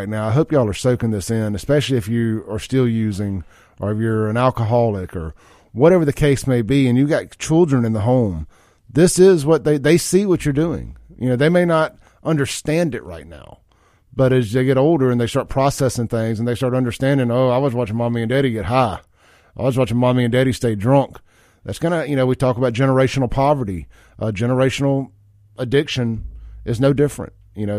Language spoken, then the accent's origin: English; Jackson, Mississippi, United States; running up and down McDowell Road and all that stuff, having a good time as a kid and growing up in Jackson in the 90s.